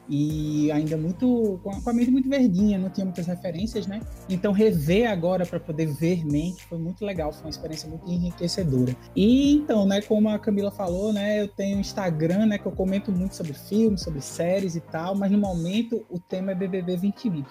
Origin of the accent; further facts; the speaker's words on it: Brazil; principalmente sendo brasileiro